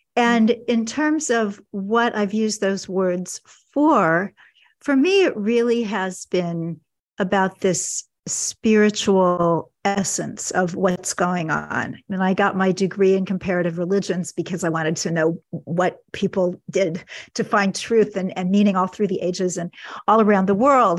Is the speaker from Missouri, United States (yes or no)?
yes; Kansas City, Missouri, United States; my hometown of Kansas City